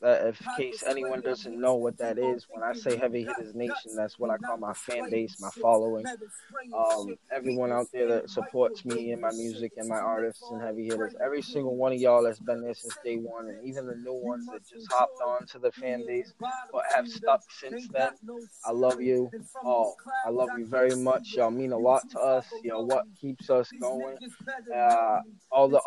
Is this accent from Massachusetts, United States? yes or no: yes; Massachusetts, United States; I'm from Massachusetts